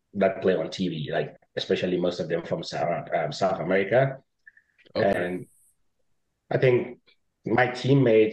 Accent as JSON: {"language": "English", "country": "Ghana", "tie": "born or raised there", "said": "I was born and raised in Ghana"}